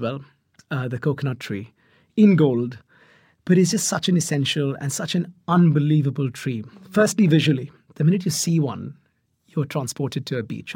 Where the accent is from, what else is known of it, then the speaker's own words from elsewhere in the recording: Mumbai, Maharashtra, India; moved away; I grew up in Mumbai